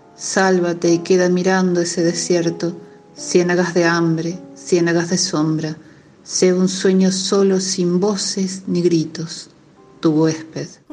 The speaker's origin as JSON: {"language": "Spanish", "region": "Córdoba", "country": "Argentina", "accent": "música cordobesa", "said": "soy cordobesa, nací en 1978"}